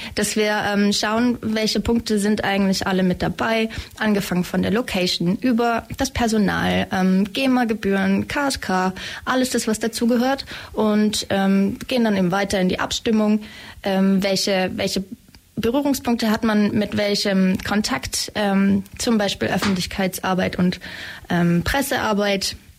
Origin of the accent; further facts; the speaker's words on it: Schleswig-Holstein, Germany; moved away as an adult; now in Ulm, Germany; Ich komme ähm, aus Schleswig-Holstein ursprünglich